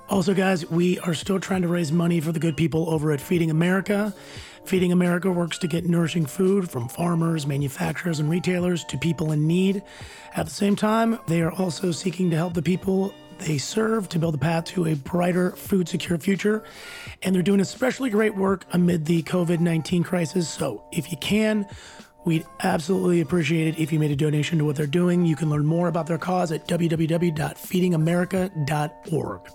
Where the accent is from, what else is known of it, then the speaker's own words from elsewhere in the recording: Iowa City, Iowa, United States; also born or lived in Youngstown, Ohio; I was born in Youngstown, Ohio, but then we moved to Iowa City